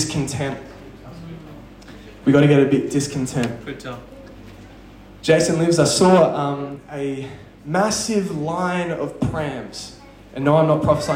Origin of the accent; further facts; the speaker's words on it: Perth, Western Australia, Australia; I'm from Perth